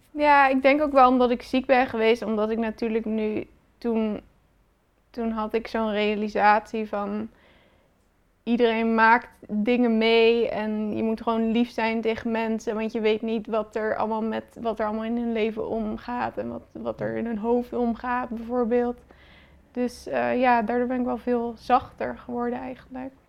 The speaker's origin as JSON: {"language": "Dutch", "town": "Rotterdam", "region": "South Holland", "country": "Netherlands", "said": "ik kom uit Rotterdam"}